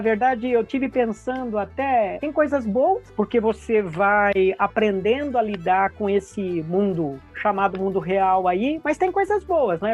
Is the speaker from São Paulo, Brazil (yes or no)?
yes; Bauru, São Paulo, Brazil; also born or lived in Andradina; eu nasci em Andradina e depois, mais ou menos, por volta de 10 anos, é, meu pai foi transferido para Bauru. Aí eu vivi grande parte, né, até 18 anos, 19 anos em Bauru